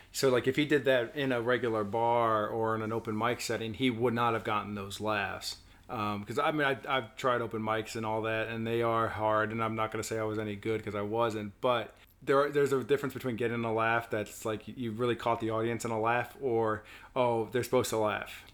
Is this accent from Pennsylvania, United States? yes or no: no; Virginia, United States; I was born in Virginia, but my family's from New York